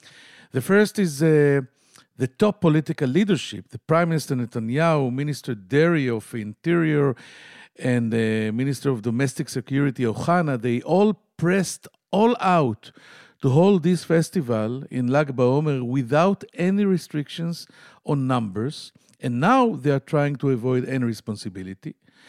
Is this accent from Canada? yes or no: no; Tel Aviv, Tel Aviv District, Israel; from Tel Aviv.